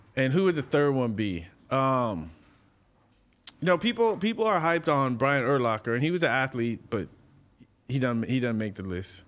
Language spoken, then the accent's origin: English; San Diego, California, United States; now in Los Angeles, United States; growing up in San Diego